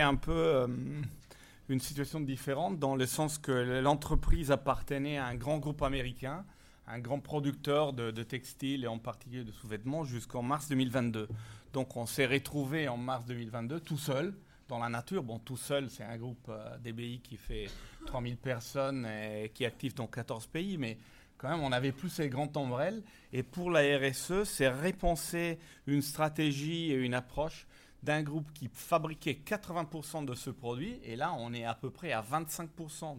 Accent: Italy; accent: Italian; French is a second language; moved away as an adult; also born or lived in Ireland; now in France; je suis italien

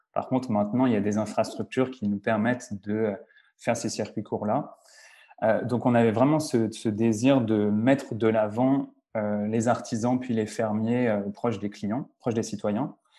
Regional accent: Lyon, Auvergne-Rhône-Alpes, France; moved away as an adult; also born or lived in Argentina / Montreal; je suis français d'origine, je suis né à Lyon

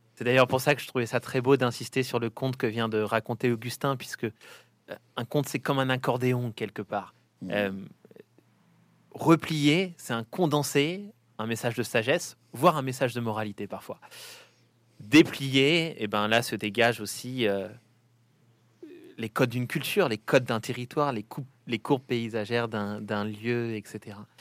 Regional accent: Saint-Étienne, Auvergne-Rhône-Alpes, France; je suis stéphanois, petit-fils de mineur moi-même

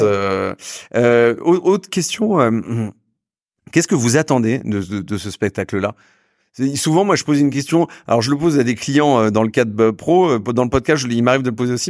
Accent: Saint-Malo, Brittany, France; Je suis de Saint-Malo

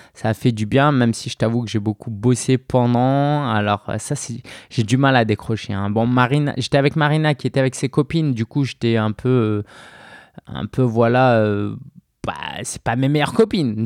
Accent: Paris, Île-de-France, France; depuis Belleville, euh, là où j'ai grandi

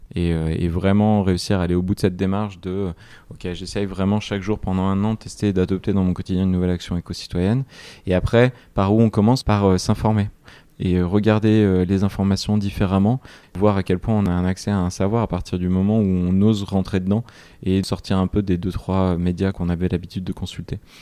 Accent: Grenoble, Auvergne-Rhône-Alpes, France; Je suis grenoblois

